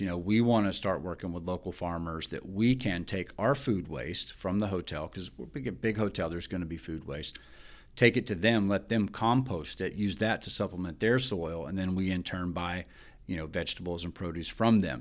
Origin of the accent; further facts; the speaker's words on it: Alabama, United States; I'm from Alabama.